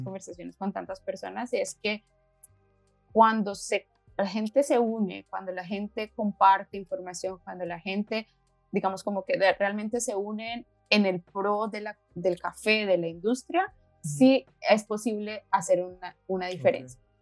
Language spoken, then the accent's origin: Spanish; Colombia; moved away as an adult; now in Slovenia; soy de Colombia, llevo seis años acá, en Eslovenia.